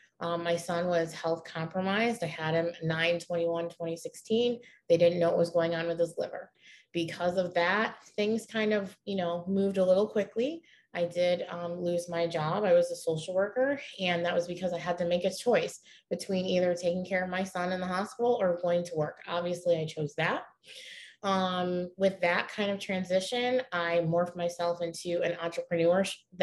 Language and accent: English; Pittsford, New York, United States; moved away as an adult; also born or lived in Rochester, New York; I am originally from Rochester, New York. I lived outside. It was a suburb. It's called Pittsford, New York